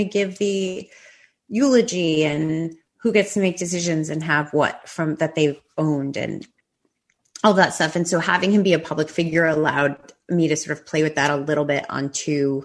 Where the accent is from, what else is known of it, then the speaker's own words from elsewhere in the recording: New York, United States; moved away as an adult; also born or lived in Los Angeles; I grew up in New York, and then I lived in LA for like all of my 20s.